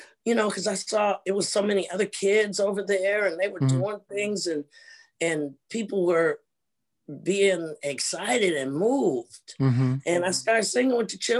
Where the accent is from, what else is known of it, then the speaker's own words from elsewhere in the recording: Cincinnati, Ohio, United States; moved away as an adult; now in Germany; we're from Ohio